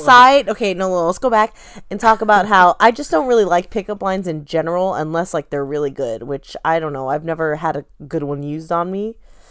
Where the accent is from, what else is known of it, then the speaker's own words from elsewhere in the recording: Orange County, California, United States; oh, I'm from Orange County.